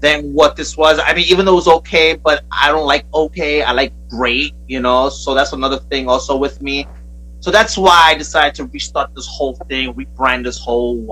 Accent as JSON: {"language": "English", "town": "New York City", "region": "New York", "country": "United States", "moved": "yes", "lives_now": "Bayonne, United States", "said": "I'm from Brooklyn"}